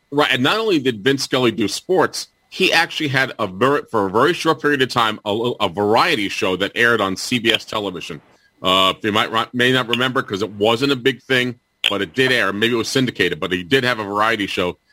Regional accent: New York City, New York, United States; growing up in the Bronx

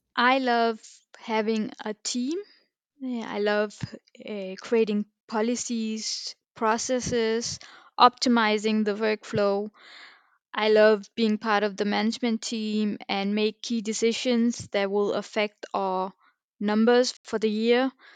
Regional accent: Denmark; born and raised in Denmark

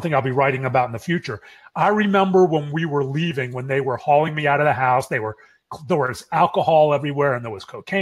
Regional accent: Pittsburgh, Pennsylvania, United States; now in Dallas, United States; We grew up in Pittsburgh, and we live walking distance to each other in Dallas.

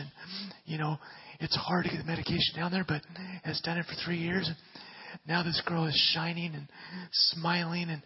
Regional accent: Southern California, United States; especially as Southern Californian people

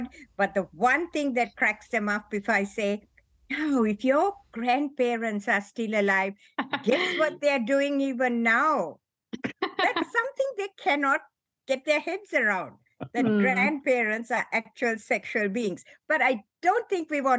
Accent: Sri Lanka; moved away as an adult; also born or lived in Hawaii; I was born in Sri Lanka and I'm a Christian, went to a Methodist school there and then did medicine there

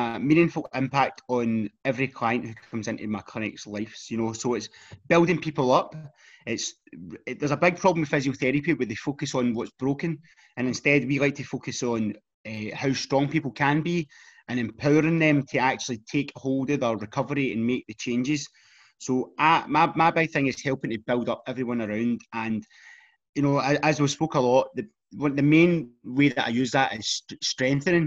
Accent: Hamilton, Scotland, United Kingdom; I'm from Hamilton

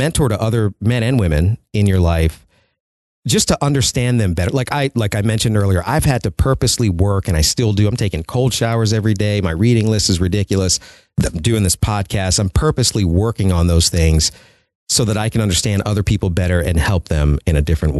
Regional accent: Prince George's County, Maryland, United States; I grew up in Prince George's County.

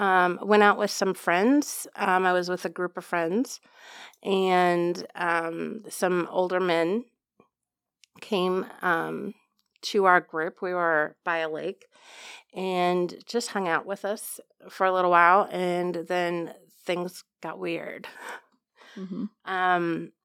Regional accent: Loma Linda, California, United States; born there; Everywhere. I was born in Loma Linda, California. My dad was a respiratory therapist, but he was contracted out. So we traveled a lot, kind of like the military.

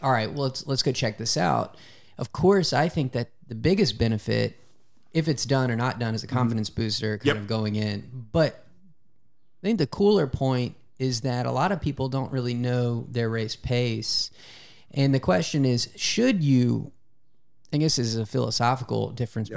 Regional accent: Louisiana, United States; I'm from Louisiana

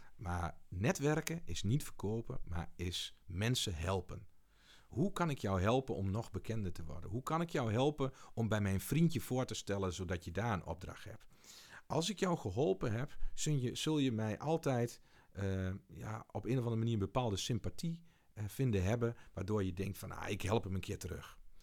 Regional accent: Beek, Gelderland, Netherlands; also born or lived in Achterhoek; Ik kom van oorsprong uit Beek, gemeente Montferland

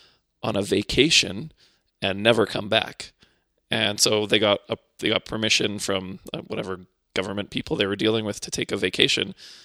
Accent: Winnipeg, Manitoba, Canada; also born or lived in Poland; And then we ended up in Winnipeg, and that's where I spent most of my growing up life.

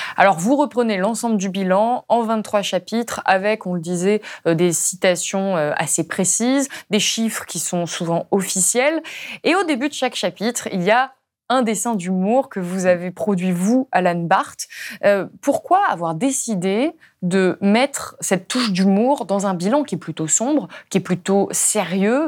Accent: Ardèche, Auvergne-Rhône-Alpes, France; je viens d'Ardèche, d'un tout petit village

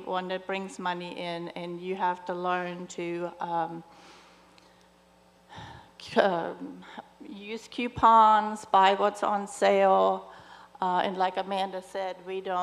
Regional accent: Germany; moved away; I'm originally from Germany, and so my family's not here

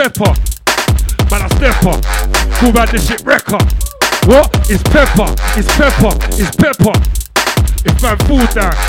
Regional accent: London, United Kingdom; Oi, I was born and grown in London, mate. Therefore, it's British.

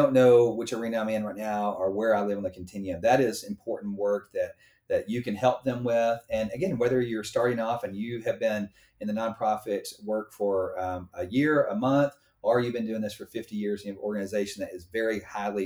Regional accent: United States; being an American

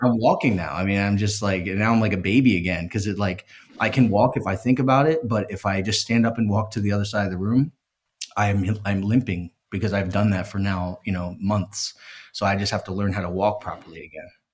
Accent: Philadelphia, Pennsylvania, United States; I'm from Philadelphia

